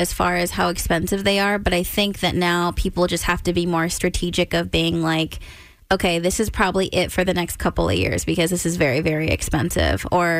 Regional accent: California, United States; moved away as an adult; now in Baltimore, United States; I'm from California

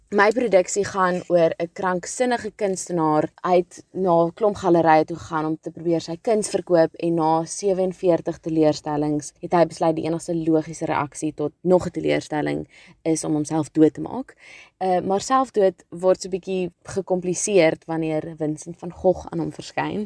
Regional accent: Cape Town, Western Cape, South Africa; ek kom van Kaapstad af

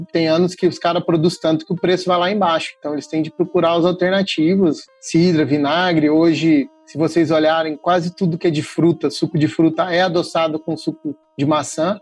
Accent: São Paulo, Brazil; moved away as an adult; now in Minas Gerais, Brazil; E eu e meu orientador, a gente é de São Paulo, a gente tem o costume de comer figo maduro.

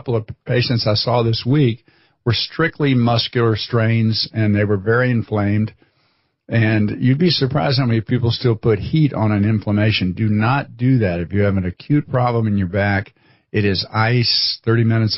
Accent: Florida, United States; moved away as an adult; also born or lived in Chicago; I was a Florida boy that thought it'd be interesting to go to Chicago

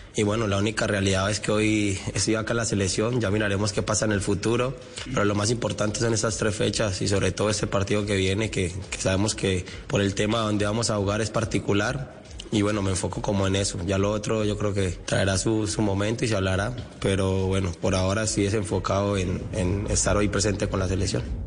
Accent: Colombia; estar nuevamente en mi selección, en mi país, representándolo

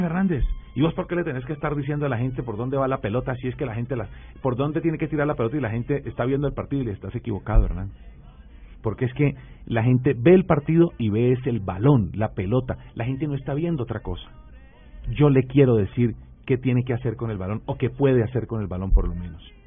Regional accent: Florida, Valle del Cauca, Colombia; yo soy de Florida Valle, un municipio al sur del departamento del Valle

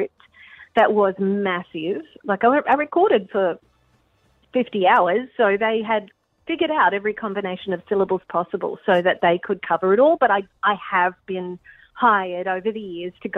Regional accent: Mackay, Queensland, Australia; moved away as an adult; also born or lived in New York City, United States; I'm originally from Mackay in North Queensland. I lived in New York City for 20 years

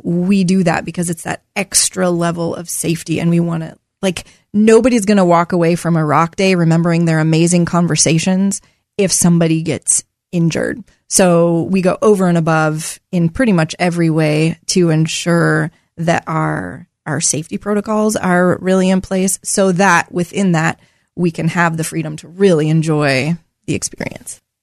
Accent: Portland, Oregon, United States; also born or lived in Corbett, Oregon; I grew up in Southeast Portland.

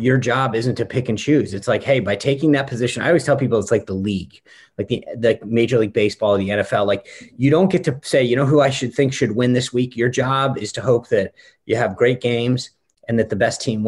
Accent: Rhode Island, United States; now in Northern Virginia, United States; I grew up in New England in Rhode Island

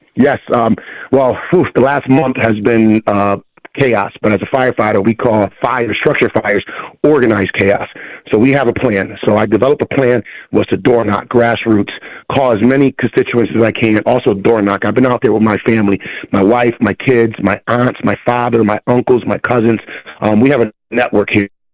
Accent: Hartford, Connecticut, United States; born and bred in Hartford

